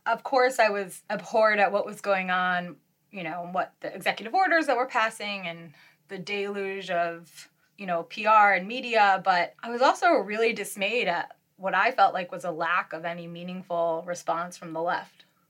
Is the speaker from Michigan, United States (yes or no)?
yes; Detroit suburbs, Michigan, United States; now in San Francisco, United States; I grew up in in and around the Detroit suburbs